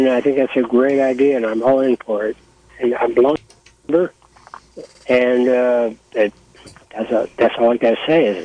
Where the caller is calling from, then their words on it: Willits, California, United States; Uh, I'm calling from Willits.